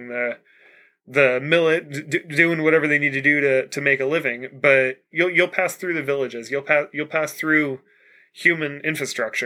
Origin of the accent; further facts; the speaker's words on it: United States; as an American